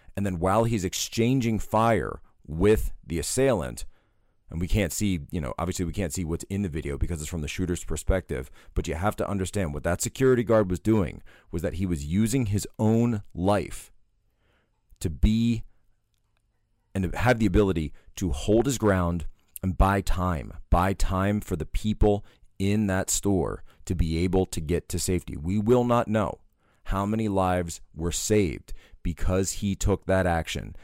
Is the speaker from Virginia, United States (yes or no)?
no; Pennsylvania, United States; Pennsylvania, my home state